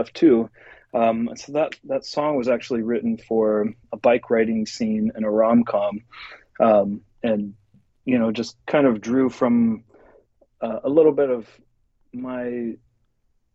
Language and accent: English; central Nebraska, United States; moved away as an adult; also born or lived in Lincoln, Nebraska / Los Angeles; now in Seattle, United States; I originally grew up in central Nebraska